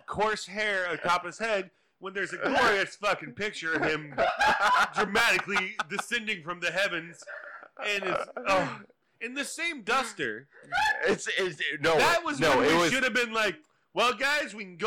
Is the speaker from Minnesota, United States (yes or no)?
no; Texas, United States; I'm Texan, born and raised